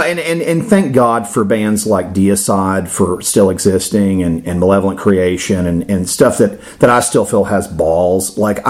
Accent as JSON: {"language": "English", "region": "Florida", "country": "United States", "tie": "born or raised there", "said": "I'm in my 40s. I grew up in Florida."}